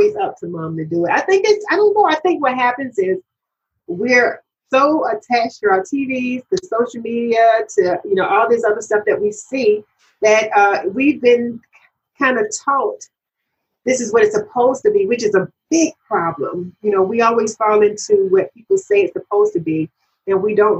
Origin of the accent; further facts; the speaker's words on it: Georgia, United States; now in Maryland, United States; I'm from Georgia, you know. I'm in Maryland now, but I was born and raised in Georgia